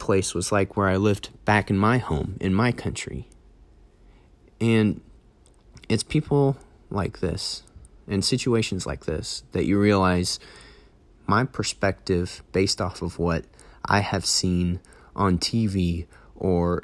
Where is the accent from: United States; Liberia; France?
United States; I'm from the United States